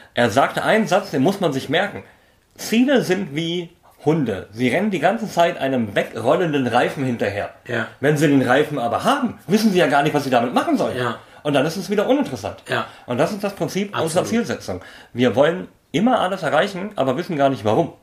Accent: Berlin, Germany; bin ich halt Berliner genug

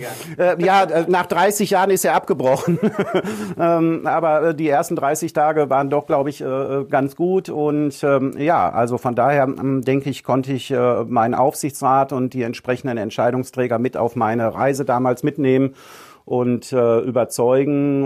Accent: Ruhr area, North Rhine-Westphalia, Germany; moved away as an adult; also born or lived in Münsterland; now in Husum, Germany; ich bin ein Kind des Ruhrgebiets.

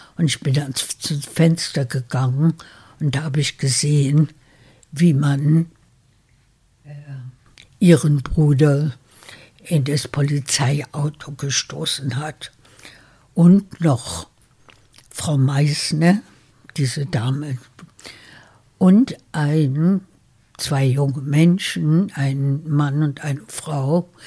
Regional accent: Berlin, Germany; moved away as an adult; also born or lived in United States; Es ist mein Berlin, das ich immer geliebt habe. Es ist meine Heimat. Äh, ich bin hier geboren, wir sind Deutsche

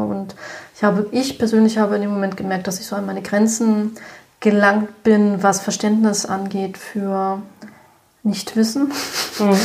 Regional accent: Berlin, Germany; ich bin gebürtige Berlinerin und betreibe auch hier in Berlin seit zehn Jahren

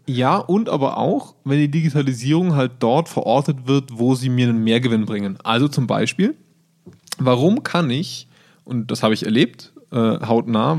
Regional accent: Germany; bei uns in Deutschland

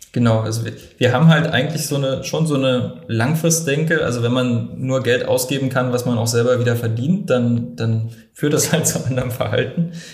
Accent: Germany; bei uns in Deutschland

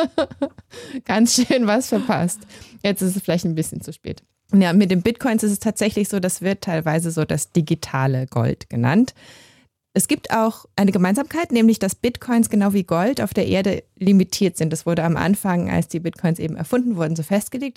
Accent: Germany; now in Switzerland; ich komme ja aus Deutschland, wie man hört

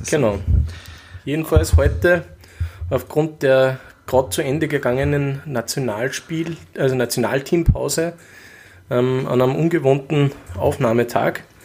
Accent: Linz, Upper Austria, Austria; da kann ich als Linzer

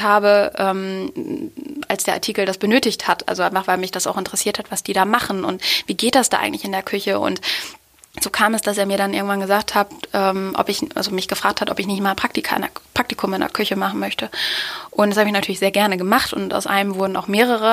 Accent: Osnabrück, Lower Saxony, Germany; aus meiner Heimatstadt Osnabrück

